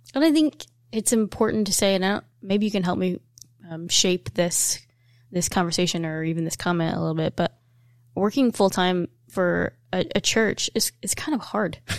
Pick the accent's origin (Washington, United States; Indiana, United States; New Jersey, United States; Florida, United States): Indiana, United States; Evansville; we're from Evansville and Indiana